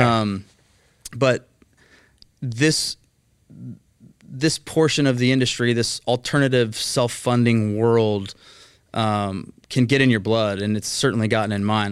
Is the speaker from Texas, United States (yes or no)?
yes; Mesquite, Texas, United States; also born or lived in Highland Village, Texas / Fort Worth, Texas; I grew up in Mesquite, Texas